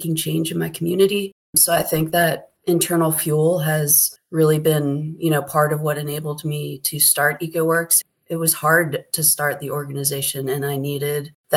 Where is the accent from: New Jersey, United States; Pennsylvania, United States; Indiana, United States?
Pennsylvania, United States; also born or lived in California / Oregon; now in Howard County, Maryland, United States; I am from Pennsylvania